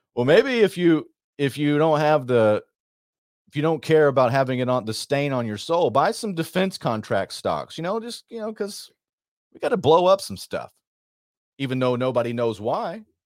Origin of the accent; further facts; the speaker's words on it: Texas, United States; I'm from Texas, sir